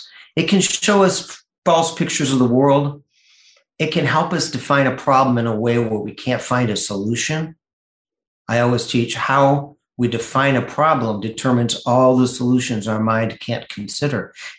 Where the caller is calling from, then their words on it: Grosse Ile, Michigan, United States; A little island called Gros Isle, Michigan, between Michigan and Canada at the top of Lake Erie.